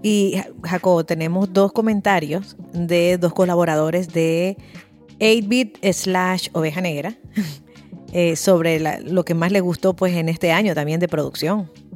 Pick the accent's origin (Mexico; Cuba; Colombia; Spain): Spain; los españoles sabemos de fútbol